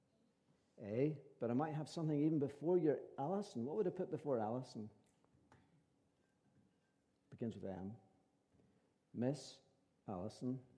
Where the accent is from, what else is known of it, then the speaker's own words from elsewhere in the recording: County Antrim or County Fermanagh, Northern Ireland, United Kingdom; we are from County Antrim and County Fermanagh, my wife